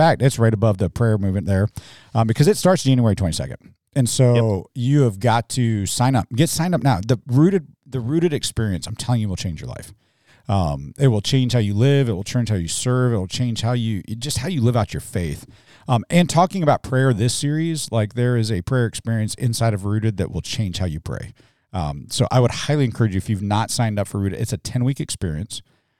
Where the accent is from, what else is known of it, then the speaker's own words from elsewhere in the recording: Mobile, Alabama, United States; I communicate for a living. I'm from Mobile, Alabama.